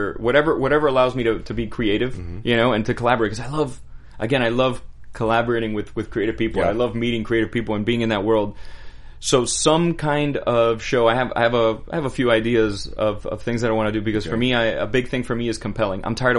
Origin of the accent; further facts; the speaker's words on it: Miami, Florida, United States; moved away as an adult; as a kid growing up in Miami, we never traveled. You know, my parents weren't rich.